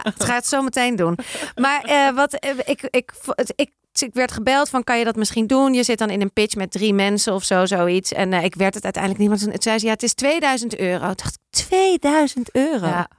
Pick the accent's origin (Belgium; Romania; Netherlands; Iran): Netherlands; Amsterdam, North Holland; Ik kom uit Amsterdam